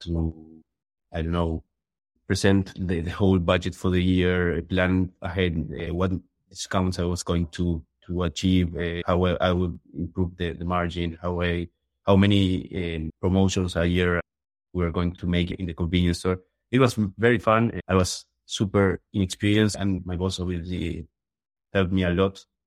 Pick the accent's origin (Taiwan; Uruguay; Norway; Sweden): Uruguay; moved away as an adult; also born or lived in Chile; I'm from Uruguay.